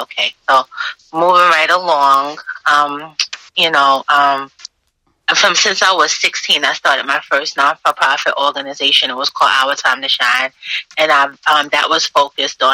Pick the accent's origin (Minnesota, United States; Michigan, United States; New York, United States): New York, United States; New York City; born and raised in Brooklyn, New York City